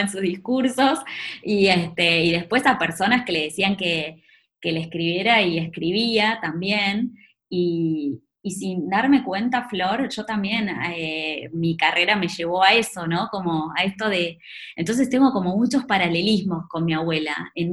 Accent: Maipú, Buenos Aires Province, Argentina; moved away; salí de, de Maipú, un pueblo de, la provincia de Buenos Aires

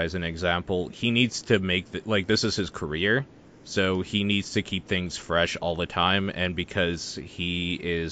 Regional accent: Canada; I'm Canadian.

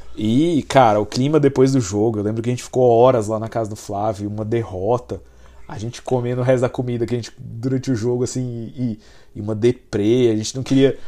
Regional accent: Brazil; como brasileiro

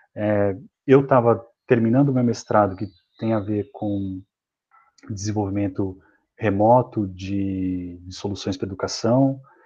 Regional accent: Mogi das Cruzes, São Paulo, Brazil; sou aqui de São Paulo, nascido em Mogi das Cruzes, que é aqui na Grande São Paulo

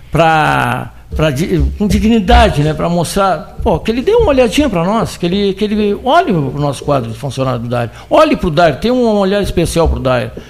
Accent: Pelotas, Rio Grande do Sul, Brazil; Claro, sou pelotense

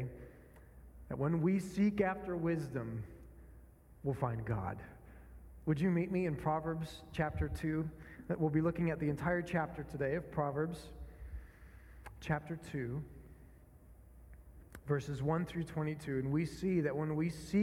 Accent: northern Minnesota, United States; moved away; I grew up in a small town in Minnesota, not quite Canada, but getting pretty close

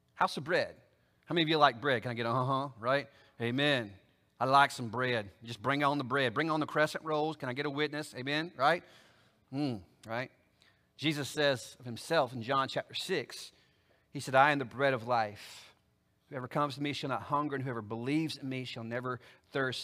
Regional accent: Oklahoma, United States; now in Alabama, United States; I live in Alabama, but I ain't from Alabama. I'm from Oklahoma, good, bad, or ugly, right? So if I was gonna go back for a census, I'd have to travel 800 miles back to my hometown in Oklahoma

